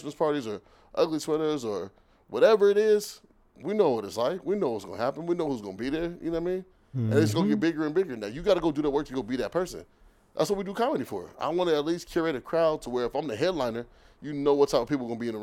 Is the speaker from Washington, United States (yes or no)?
yes; Renton, Washington, United States; moved away as an adult; now in Los Angeles, United States; we're both from Renton